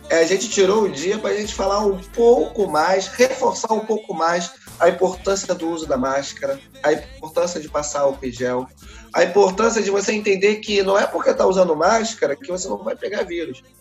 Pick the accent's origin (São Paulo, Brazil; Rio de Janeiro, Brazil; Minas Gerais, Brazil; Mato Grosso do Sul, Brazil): Rio de Janeiro, Brazil; Nascido e criado na Maré, favela da Maré, RJ.